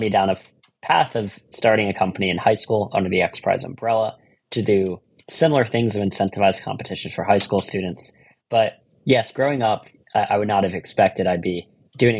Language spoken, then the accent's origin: English; Philadelphia, Pennsylvania, United States; moved away as an adult; also born or lived in California; now in New York, United States; I grew up in Philadelphia